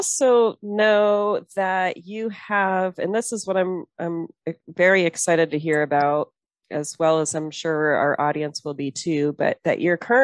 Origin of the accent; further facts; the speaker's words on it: El Dorado area, California, United States; now in Montana, United States; my hometown, my backyard